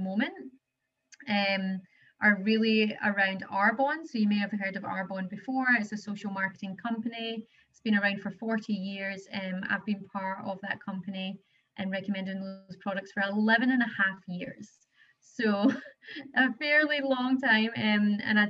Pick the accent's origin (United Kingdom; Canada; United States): United Kingdom; Paisley, Scotland; moved away as an adult; now in Australia; I was originally from Paisley in Scotland, but I've been here in Australia for 10 years